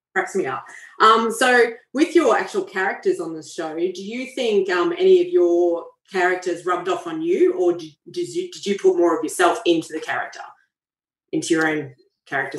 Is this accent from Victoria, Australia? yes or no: no; Queensland, Australia; Queensland, which is actually my home state